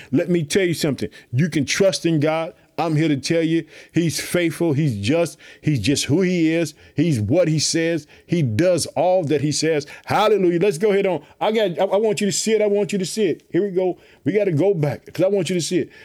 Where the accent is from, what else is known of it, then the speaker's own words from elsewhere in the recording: Illinois, United States; also born or lived in Chicago; my home state, the state of Illinois. I reside in the city of Chicago